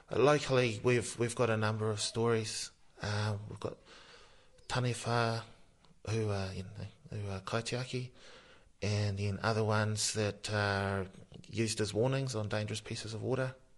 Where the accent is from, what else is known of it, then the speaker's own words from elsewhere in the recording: Masterton, Wellington, New Zealand; I was born down here in Masterton and brought up by my maternal grandmother